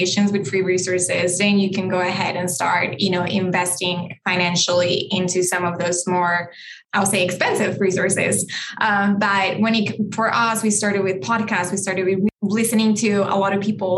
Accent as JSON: {"language": "English", "country": "Colombia", "tie": "born or raised there", "moved": "yes", "lives_now": "United States", "said": "I am Colombian. I was born and raised in Colombia, and my parents, you know, are immigrants to the U.S."}